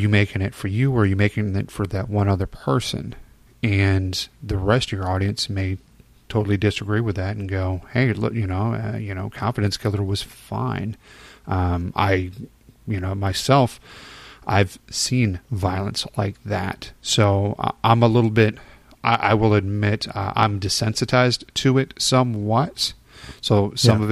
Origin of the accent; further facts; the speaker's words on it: Chicago, Illinois, United States; moved away; I'm originally from Chicago